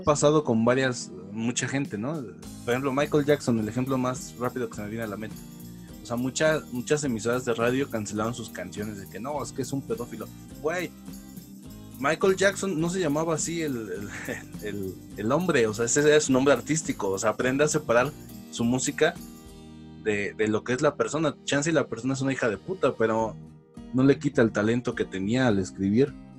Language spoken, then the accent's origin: Spanish; Atizapán de Zaragoza, State of Mexico, Mexico; de pequeño, pues vivimos en Atizapán, Zaragoza.